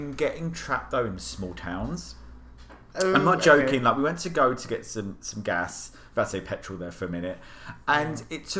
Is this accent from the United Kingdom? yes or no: yes; United Kingdom; I'm as a Brit